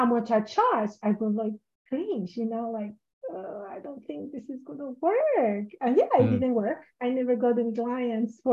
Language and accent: English; Mexico; moved away as an adult; now in United States; when I moved here to the US, because I'm from Mexico originally, when I moved here to the US